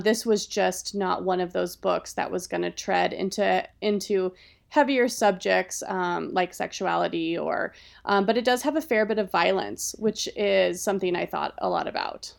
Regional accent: Colorado, United States; I am from here

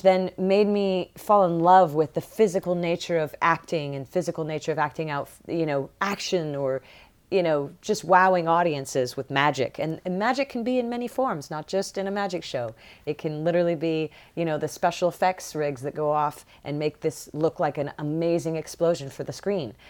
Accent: Barnhart, Missouri, United States; moved away as an adult; also born or lived in Boston, Massachusetts / Atlanta, Georgia; growing up in Missouri, growing up in Barnhart

